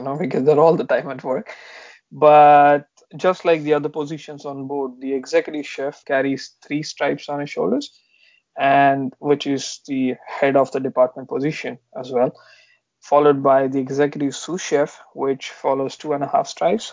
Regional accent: Pune, Maharashtra, India; moved away as an adult; also born or lived in London; I'm basically from Pune, which is close to Mumbai in India.

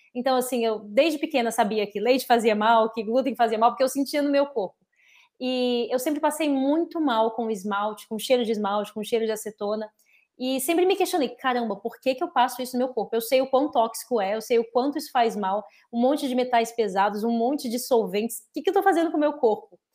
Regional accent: Brasília, Federal District, Brazil; also born or lived in United States; principalmente em Brasília, que é de onde eu sou

